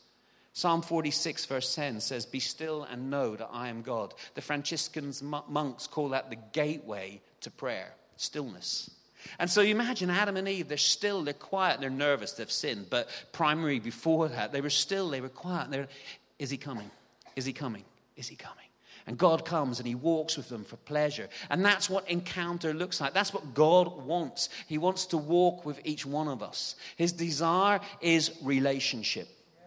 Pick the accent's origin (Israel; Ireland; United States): Ireland; moved away; We moved to England, and England was beautiful. It's actually about 5 or 6 degrees warmer in the south of England than it is in Ireland.